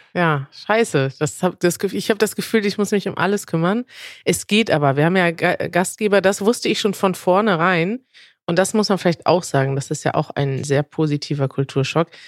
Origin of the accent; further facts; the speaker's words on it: Germany; als Deutsche